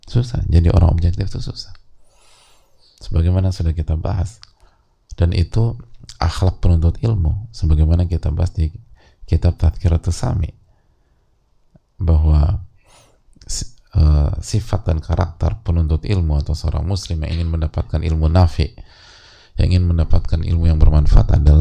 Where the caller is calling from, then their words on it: East Nusa Tenggara, Indonesia; Saya dari NTT, domisili Depok